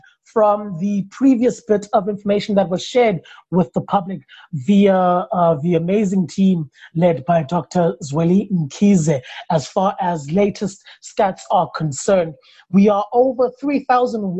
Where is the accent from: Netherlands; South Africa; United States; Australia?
South Africa; the South African that I am